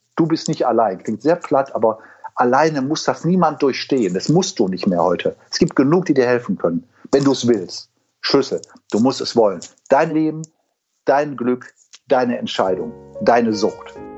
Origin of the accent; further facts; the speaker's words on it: Wuppertal, North Rhine-Westphalia, Germany; accent: Hamburgisch und Rheinländisch; moved away; also born or lived in Hamburg; ich bin in Eberfeld geboren, bin aber am Dönberg mhm. groß geworden